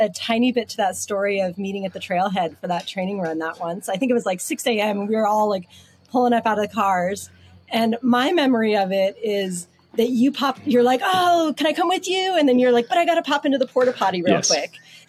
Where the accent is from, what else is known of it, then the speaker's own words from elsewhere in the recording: Southern California, United States; I am a native Californian. I grew up in Southern California and kind of slowly migrated north.